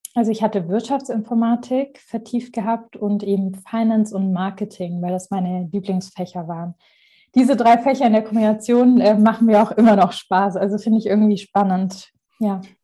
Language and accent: German; Marbach am Neckar, Baden-Württemberg, Germany; mein Ort, wo ich aufgewachsen bin, Marbach am Neckar